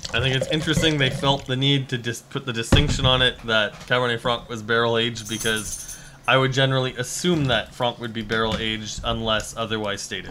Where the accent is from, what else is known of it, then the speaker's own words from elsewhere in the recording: Regina, Saskatchewan, Canada; moved away; I am from Saskatchewan